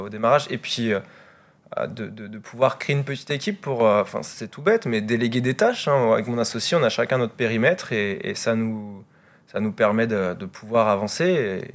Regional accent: Vannes, Brittany, France; moi je suis de, je suis de Vannes

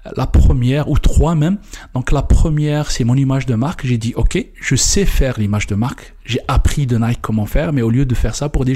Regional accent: Kabylie, Algeria; moved away as an adult; je viens d'Algérie, comme je viens de le dire un petit village en Kabylie.

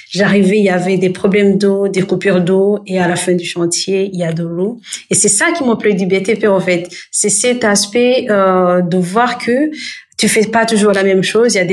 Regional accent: Burundi; Euh, au fait, le Burundi, c'est mon pays d'origine. Je suis burundaise déjà, et c'est un pays qui se trouve euh, en Afrique de l'Est

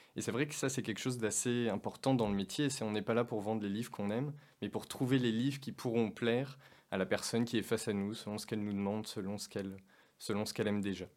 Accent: Auvergne-Rhône-Alpes, France; j'ai grandi en, j'ai grandi en Auvergne

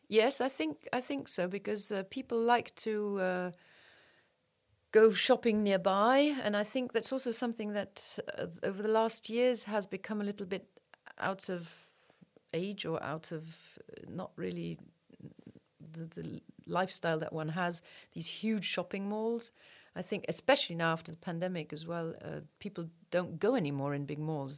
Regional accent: Luxembourg; born here, raised here, and. Uh, went abroad for studies, but uh, otherwise I'm I'm from here

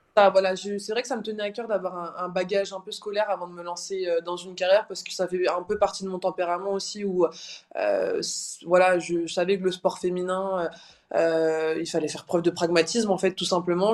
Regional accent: Brest, Brittany, France; à Brest dans ma ville natale

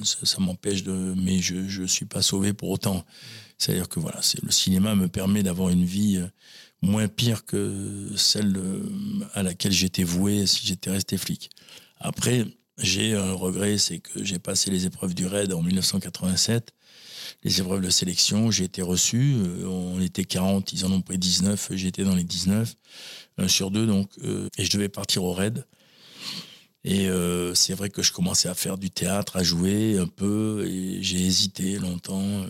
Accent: La Teste-de-Buch, Nouvelle-Aquitaine, France; also born or lived in Talence; j'ai grandi euh, à la teste de Buc

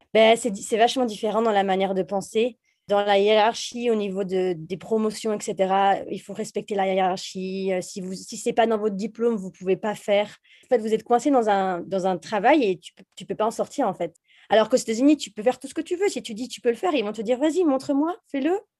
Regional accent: Jura, Bourgogne-Franche-Comté, France; moved away; also born or lived in Bordeaux; je viens du Jura. En fait, on vient les deux du Jura d'ailleurs, euh, de Franche-Comté. Et mes parents avaient une maison de vacances dans le Jura

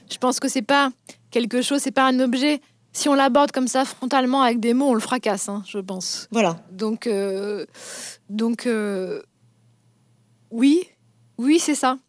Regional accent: Vosges, Grand Est, France; je viens des Vosges, donc je peux tout à fait parler de la vie, des, de la vie en province aussi

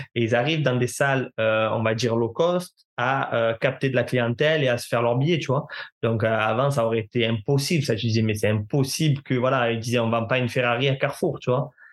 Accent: Marseille, Provence-Alpes-Côte d'Azur, France; je viens de Marseille, donc mon stage, je devrais le faire à Marseille

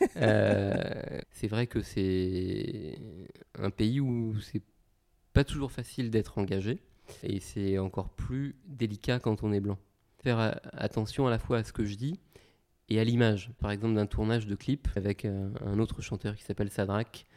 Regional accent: Cameroon; now in France; probablement camerounaise, hein, comme moi

